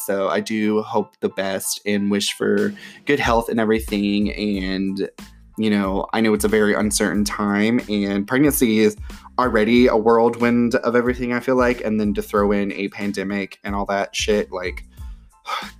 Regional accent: Florida, United States; also born or lived in Georgia, United States; now in North Carolina, United States; I grew up mainly in Florida and Georgia, like, now I live in North Carolina

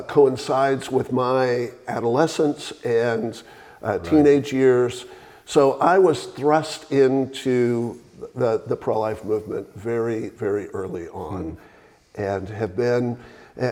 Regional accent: Texas, United States; now in Franklin, Tennessee, United States; I was raised, born and raised in Texas

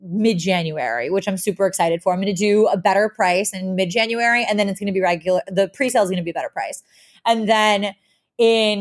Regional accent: New York, United States; I'm a New Yorker

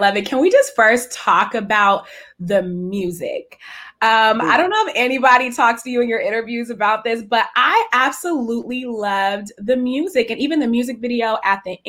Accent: San Francisco Bay Area, California, United States; I grew up in the San Francisco Bay Area

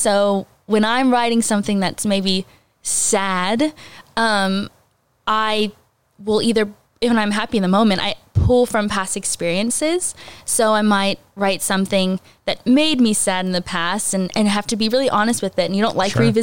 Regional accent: Alvin, Texas, United States; I grew up in the Alvin area. All my life, I homeschooled in Alvin.

